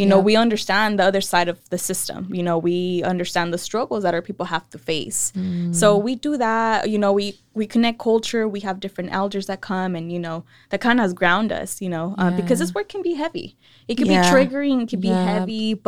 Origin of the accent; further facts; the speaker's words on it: Salinas, California, United States; also born or lived in San Luis Río Colorado, Mexico; raised in East Salinas by a single mother